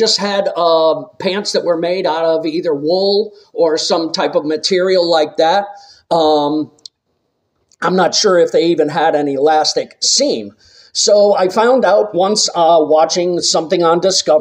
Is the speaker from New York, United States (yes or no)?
no; Massachusetts, United States; growing up in Massachusetts